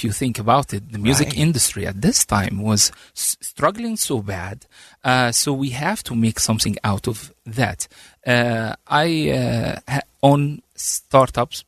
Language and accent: English; Egypt; also born or lived in Washington, D.C., United States; now in Utah, United States; I came from Egypt with a family